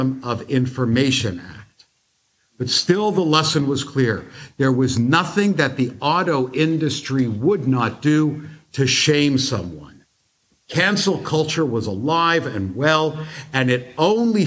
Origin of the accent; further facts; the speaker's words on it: United States; As a Jew and as an American